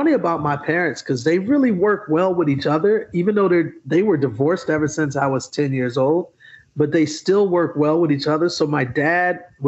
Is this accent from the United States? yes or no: yes; Milwaukee, Wisconsin, United States; moved away; also born or lived in Atlanta, Georgia; I grew up in Milwaukee, Wisconsin